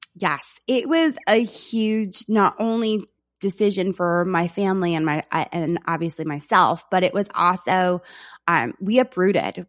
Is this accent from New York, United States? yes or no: yes; New York, United States; I am from New York. I speak fast